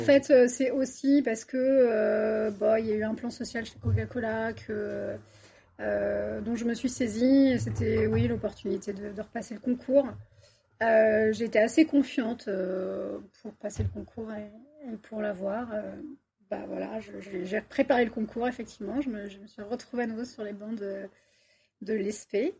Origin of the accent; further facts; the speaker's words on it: Paris region, Île-de-France, France; moved away as an adult; also born or lived in Bordeaux; now in Toulouse, France; je suis toulousaine d'adoption, ça fait trois ans que je suis sur Toulouse et je viens de région parisienne